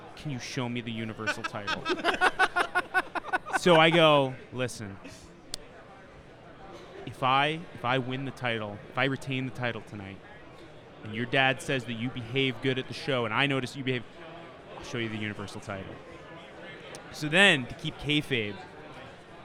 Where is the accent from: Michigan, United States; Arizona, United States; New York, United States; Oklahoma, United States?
New York, United States; I'm from New York.